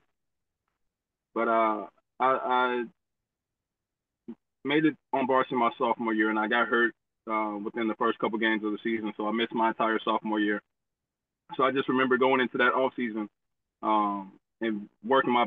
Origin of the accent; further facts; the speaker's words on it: Texas, United States; I grew up in Texas.